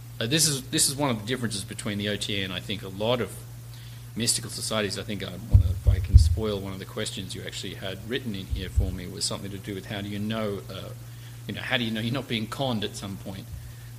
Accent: Australia; now in United States; I was actually born here in the States, but I was raised in Australia, hence the strange and obnoxious accent.

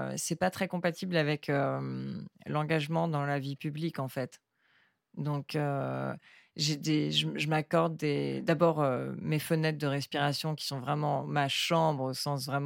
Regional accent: Hong Kong; Mais, j'ai grandi à Hong Kong dans le milieu de la finance qui, en fait, qui était complètement déconnecté du réel.

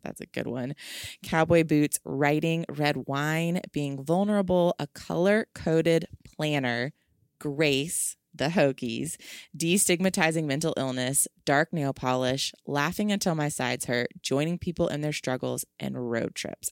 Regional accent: Virginia, United States; I'm from Virginia

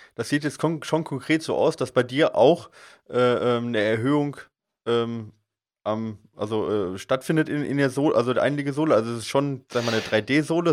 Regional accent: Allgäu, Bavaria, Germany; ich komme jetzt aus dem Allgäu

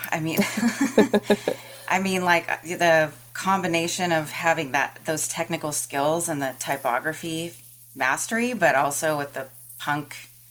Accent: Austin, Texas, United States; born or raised there; moved away

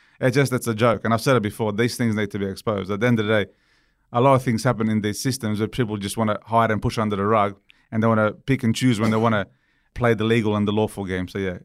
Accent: Romania; born there; Because I was born in Romania. I lived through communism. I lived through corruption. I lived through death.

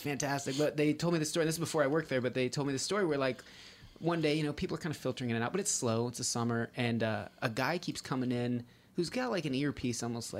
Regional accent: Reno, Nevada, United States; It's weird that the Bunny Ranch took over because growing up in Reno, the Mustang Ranch was synonymous forever.

